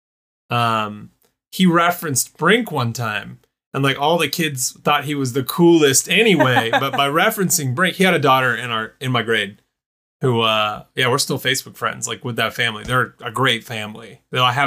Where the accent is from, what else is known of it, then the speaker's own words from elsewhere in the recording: Gwinnett County, Atlanta area, Georgia, United States; I was in at the time, Gwinnett County, which is I think it's part of Atlanta or right outside of Atlanta